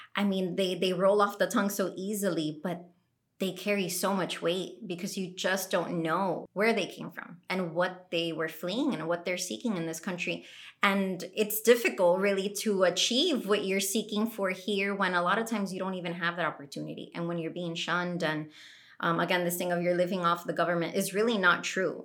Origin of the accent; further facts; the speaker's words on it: Colombia; now in United States; I'm an American citizen now, but I love this country. I love the United States, but Colombia will forever be like what I identify